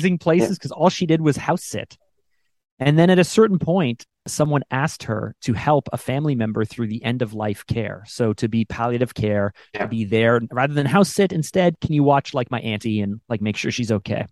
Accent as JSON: {"language": "English", "country": "Canada", "said": "I'm Canadian actually."}